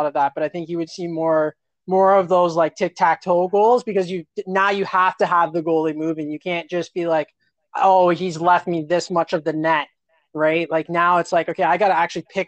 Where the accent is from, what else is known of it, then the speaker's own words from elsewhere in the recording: Canada; as Canadian floorball fans